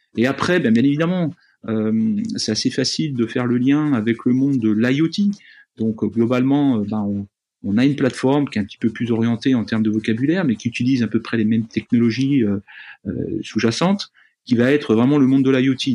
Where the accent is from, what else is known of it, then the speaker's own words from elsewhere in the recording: Jura, Bourgogne-Franche-Comté, France; je suis jurassien de naissance. En fait, je suis né euh, dans une petite ville jurassienne